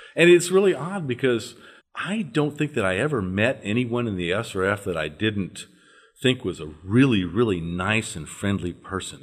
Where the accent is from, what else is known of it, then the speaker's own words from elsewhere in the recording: northern Louisiana, United States; I was brought up in the Episcopal Church, uh, in the deep south of this country